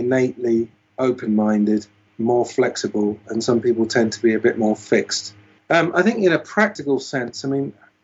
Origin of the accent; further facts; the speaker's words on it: United Kingdom; I was brought up in Britain, so I know a fair amount about British society